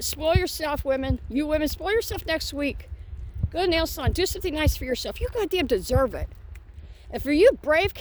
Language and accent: English; Ohio, United States; now in Indiana, United States; back to my hometown state of Ohio